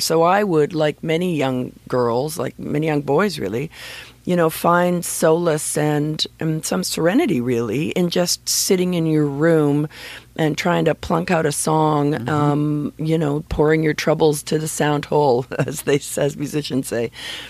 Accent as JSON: {"language": "English", "town": "Scarborough", "region": "Ontario", "country": "Canada", "tie": "born or raised there"}